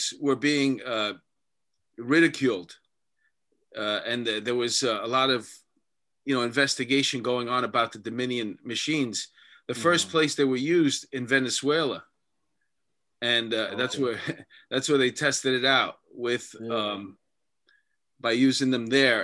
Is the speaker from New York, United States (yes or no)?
yes; New York, United States; I'm a New Yorker